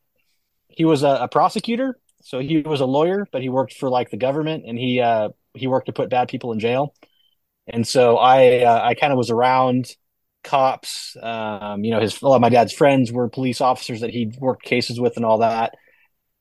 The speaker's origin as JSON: {"language": "English", "town": "Grass Valley", "region": "California", "country": "United States", "tie": "born or raised there", "also_born_or_lived": "Bay Area, California", "said": "I was born in the Bay Area, but my parents had the sense to get out of there when I was, I think, about second or third grade. So most of my core memories come from this little small town called Grass Valley, Grass Valley, Nevada City. That's where I grew up"}